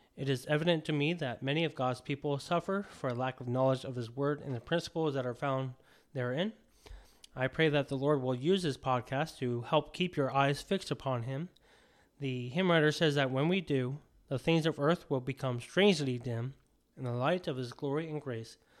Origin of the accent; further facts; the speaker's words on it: Anchorage, Alaska, United States; I was born and raised in Anchorage, Alaska, in a Christian home